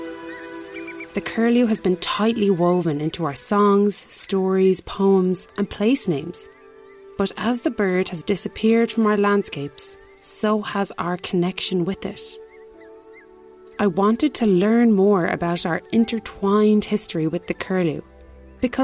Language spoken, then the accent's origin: English; Galway, Connacht, Ireland; I'm an environmental researcher from Galway. Growing up on Ireland's Atlantic coast